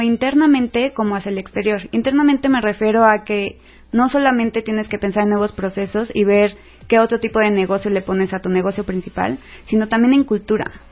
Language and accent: Spanish; Mexico; somos mexicanos y nos encanta la fiesta y los asuetos nacionales